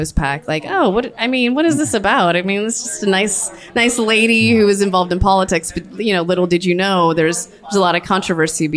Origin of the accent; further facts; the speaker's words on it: San Francisco, California, United States; I'm a 18-year San Francisco native, and I'm from the Bay Area